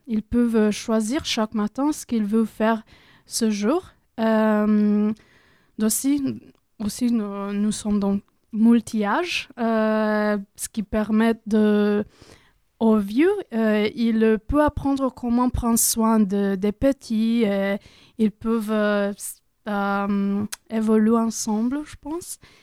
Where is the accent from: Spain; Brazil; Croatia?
Croatia; French is a second language; moved away as an adult; now in France; je me sentais un peu perdue à Croatie.